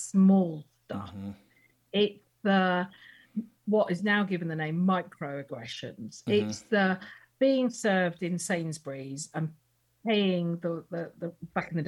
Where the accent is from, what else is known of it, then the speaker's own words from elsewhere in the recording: United Kingdom; I'm a typical, second generation Indian in the UK